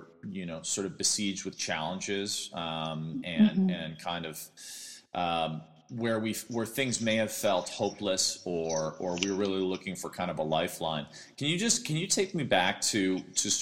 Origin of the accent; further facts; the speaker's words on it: Midwest, United States; also born or lived in New York; now in Los Angeles, United States; as a Midwesterner